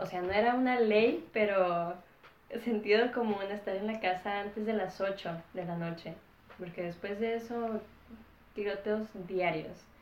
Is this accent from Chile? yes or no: no; Ciudad Juárez, Chihuahua, Mexico; moved away; also born or lived in United States; mis papás básicamente planearon que naciera en Estados Unidos y viví la mayoría del tiempo en la frontera de Ciudad Juárez, en México.